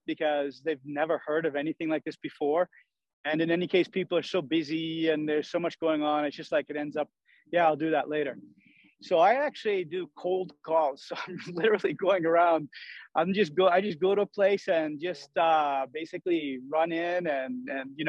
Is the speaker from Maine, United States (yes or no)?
yes; Maine, United States; also born or lived in Sweden / Italy; now in Truckee, United States; I'm originally from Maine and have spent the last 34 years in Europe, 18 in Sweden, 16 in Italy.